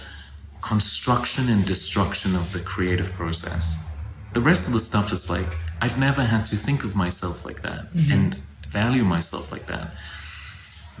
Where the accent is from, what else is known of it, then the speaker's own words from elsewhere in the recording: New York, United States; I'm a New Yorker